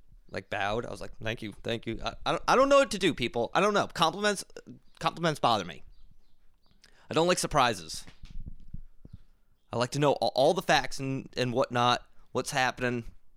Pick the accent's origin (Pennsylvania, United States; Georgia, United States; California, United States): Pennsylvania, United States; Philadelphia; now in Boston, United States; Not from Boston. I'm from Philly. Moved here because it was easier for me for work.